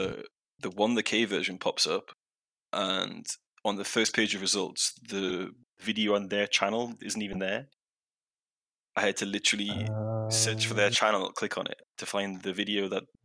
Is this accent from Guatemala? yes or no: no; United Kingdom; I'm from a very specific part of Britain where I speak like I do.